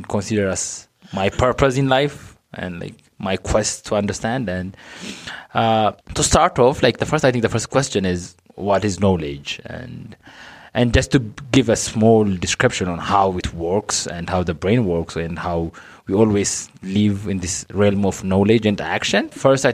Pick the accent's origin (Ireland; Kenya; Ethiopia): Ethiopia; Addis Ababa; I was born and raised in Addis